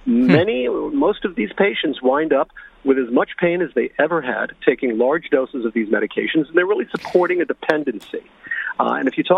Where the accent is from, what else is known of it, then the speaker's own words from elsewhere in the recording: New York City, New York, United States; now in Long Island, United States; I'm actually from New York City